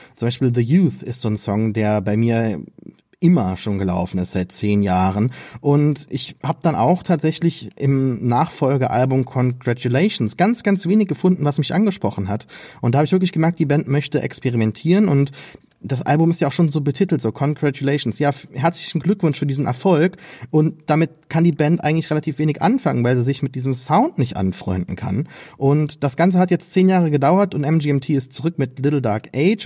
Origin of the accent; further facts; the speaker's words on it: Saarland, Germany; Als Saarländer